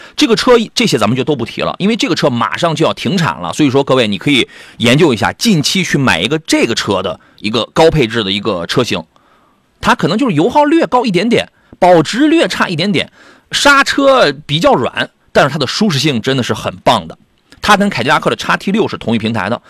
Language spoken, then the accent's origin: Chinese; Qingdao, Shandong, China; 我是那个崂山的，青岛崂山